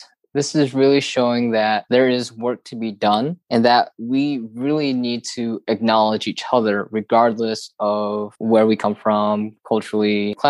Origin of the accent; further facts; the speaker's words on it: Midwest, United States; And so for me, growing up in the Midwest, I feel lucky because I haven't noticed this as much in regards to discrimination